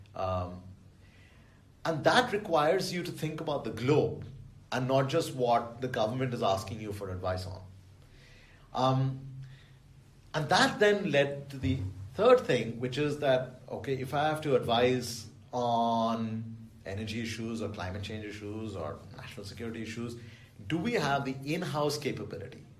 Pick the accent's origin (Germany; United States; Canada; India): India; Delhi; I grew up in Delhi